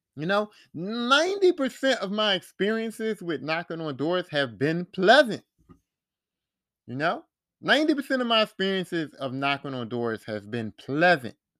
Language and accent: English; Philadelphia, Pennsylvania, United States; where I grew up at in West Philly